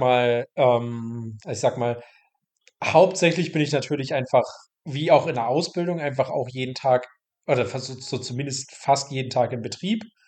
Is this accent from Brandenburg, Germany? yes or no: no; Mecklenburg-Vorpommern, Germany; moved away as an adult; also born or lived in Bayreuth; Ich komme aus Mecklenburg-Vorpommern, ähm, bin dann 2000 17 für das Studium nach Bayreuth